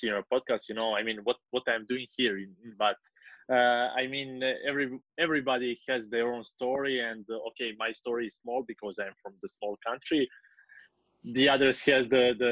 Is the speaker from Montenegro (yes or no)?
yes; Kotor, Kotor Municipality, Montenegro; my hometown in Kotor.